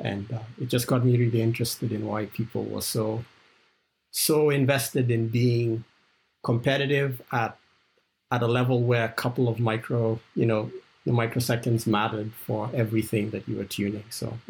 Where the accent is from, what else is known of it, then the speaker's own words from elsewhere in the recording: Kenya; also born or lived in South Africa; I grew up in Kenya and South Africa, and Formula One was one of those international events that I realized the whole world was watching every 2 weeks.